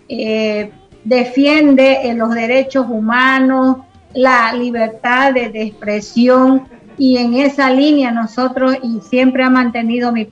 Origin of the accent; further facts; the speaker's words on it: Pando, Bolivia; Bueno, este, nosotros eh, como, como bolivianos también, ¿no?